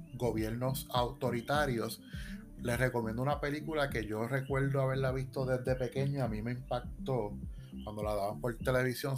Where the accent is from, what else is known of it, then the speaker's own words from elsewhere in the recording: Puerto Rico; nosotros los como puertorriqueños